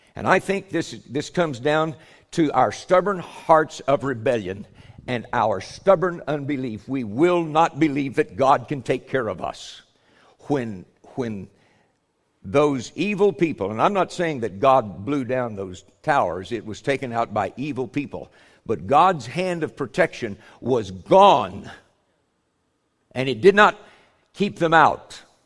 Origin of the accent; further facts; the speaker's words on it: United States; we're Americans. I'm an American